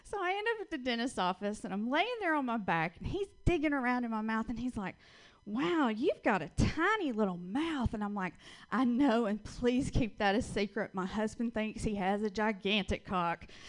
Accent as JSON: {"language": "English", "region": "Georgia", "country": "United States", "accent": "Southern", "moved": "yes", "lives_now": "Portland, United States", "said": "I am originally from Georgia. That's where I get this wonderful little accent from that I can't get rid"}